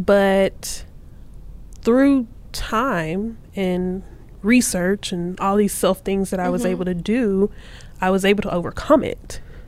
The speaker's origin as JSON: {"language": "English", "town": "Clarksville", "region": "Texas", "country": "United States", "tie": "born or raised there", "said": "I am from Texas, born okay. and raised from Northeast Texas, a small town called Clarksville."}